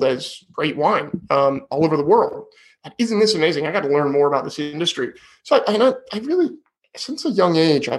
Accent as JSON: {"language": "English", "area": "Sonoma County", "region": "California", "country": "United States", "tie": "born or raised there", "also_born_or_lived": "Davis, California", "said": "I grew up in Sonoma County, which is wine country in California"}